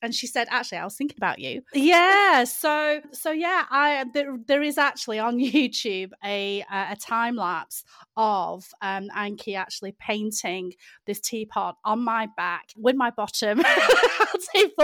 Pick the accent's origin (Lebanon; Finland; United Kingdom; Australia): United Kingdom